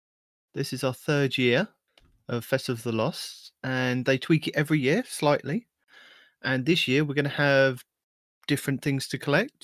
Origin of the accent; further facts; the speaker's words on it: United Kingdom; I'm the British guy.